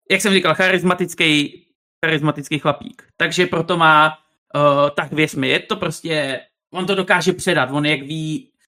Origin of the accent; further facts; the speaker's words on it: Prague, Czechia; No, pocházím teda z Prahy. Tady jsem se do toho nachomejtnul kvůli tomu, že mám nějaký tady příbuzný